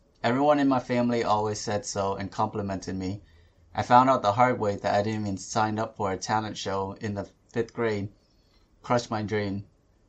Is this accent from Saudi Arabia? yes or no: no; Vietnam; Because growing up in Vietnam, fucking, I'd be seeing shit.